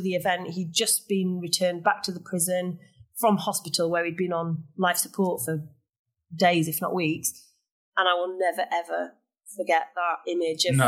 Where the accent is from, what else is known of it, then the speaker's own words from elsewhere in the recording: Sheffield, Yorkshire and the Humber, United Kingdom; now in Leeds, United Kingdom; I'm actually from Sheffield originally, but it seemed like a natural return home to Yorkshire